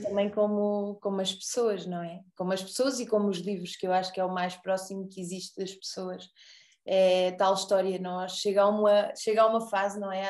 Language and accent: Portuguese; Arraiolos, Alentejo, Portugal; eu sou de Arraiolos. Também sou alentejana.